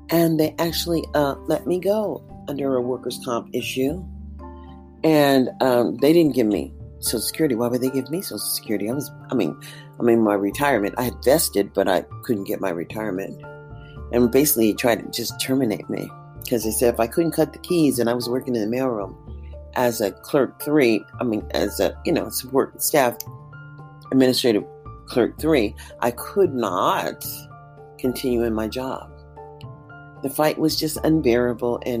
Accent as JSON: {"language": "English", "town": "Columbus", "region": "Mississippi", "country": "United States", "tie": "born there", "said": "I'm an American citizen born in Columbus, Mississippi."}